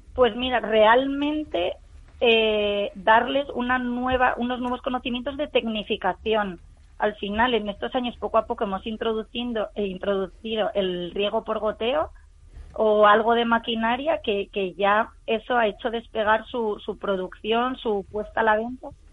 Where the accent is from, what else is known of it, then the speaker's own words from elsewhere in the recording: Spain; somos de aquí, somos de España